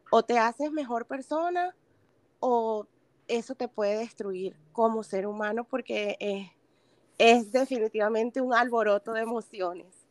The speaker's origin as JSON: {"language": "Spanish", "country": "Venezuela", "moved": "yes", "said": "soy venezolana"}